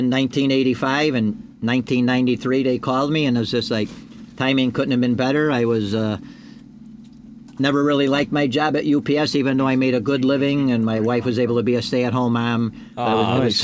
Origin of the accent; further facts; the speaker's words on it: Chicago, Illinois, United States; Born and raised in Chicago, born and raised on the northwest side, lived in the whole area my whole life